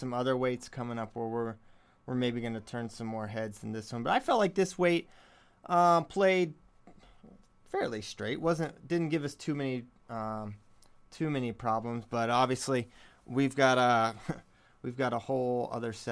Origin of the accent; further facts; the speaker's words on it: Virginia, United States; I'm from Virginia.